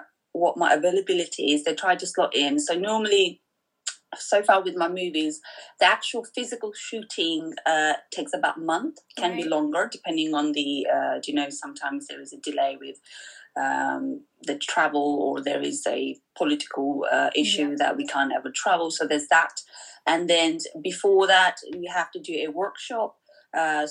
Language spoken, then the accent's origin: English; Pokhara, Gandaki Province, Nepal; accent: Pokharali; I'm from Pokhara, so my tone is like Pokharali.